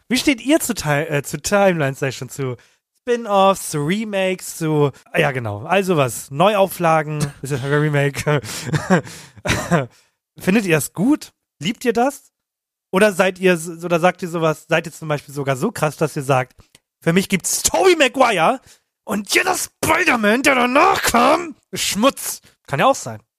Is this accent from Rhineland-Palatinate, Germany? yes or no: no; Hamburg, Germany; wir kommen aus Hamburg, der ist jetzt nicht groß